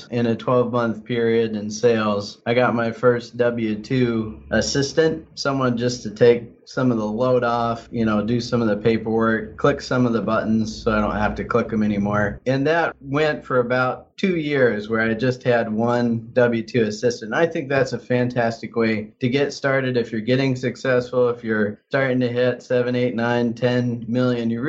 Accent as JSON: {"language": "English", "region": "Midwest", "country": "United States", "moved": "yes", "lives_now": "Portland, United States", "said": "Yeah, I came from the Midwest, but I've been in Portland for 16 years, and 13 of those years I've been licensed here."}